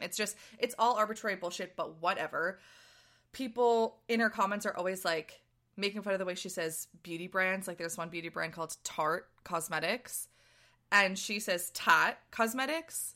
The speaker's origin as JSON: {"language": "English", "town": "Boston", "region": "Massachusetts", "country": "United States", "tie": "born or raised there", "said": "someone who grew up in Boston"}